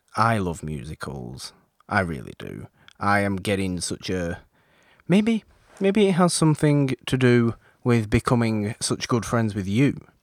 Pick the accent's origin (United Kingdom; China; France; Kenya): United Kingdom; I'm British